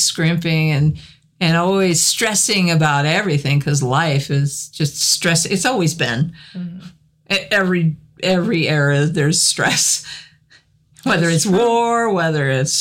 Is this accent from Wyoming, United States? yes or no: yes; Cheyenne, Wyoming, United States; I grew up in Cheyenne, so we had Frontier Days every year.